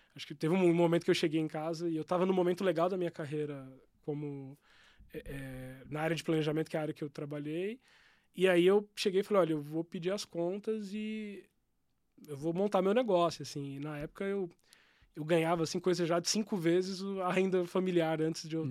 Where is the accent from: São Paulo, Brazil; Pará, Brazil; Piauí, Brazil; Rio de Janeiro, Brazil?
São Paulo, Brazil; São Bernardo do Campo; also born or lived in Guaianazes, São Paulo; now in Campinas, Brazil; Eu cresci em São Bernardo do Campo